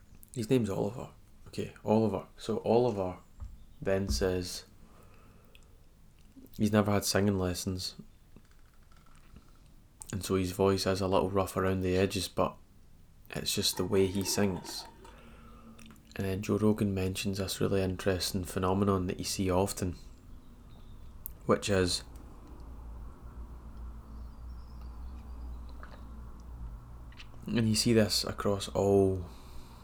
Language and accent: English; Scotland, United Kingdom; I'm Scottish